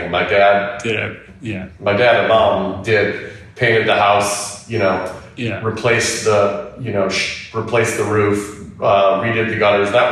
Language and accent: English; Detroit, Michigan, United States; moved away